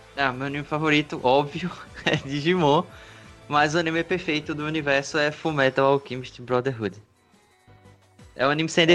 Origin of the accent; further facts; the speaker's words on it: João Pessoa, Paraíba, Brazil; Eu sou de João Pessoa, Paraíba, Nordeste